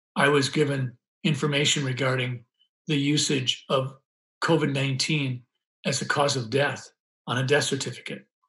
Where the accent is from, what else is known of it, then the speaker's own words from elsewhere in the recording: Sleepy Eye, Minnesota, United States; I grew up in Sleepy Eye, Minnesota, a little town in southern Minnesota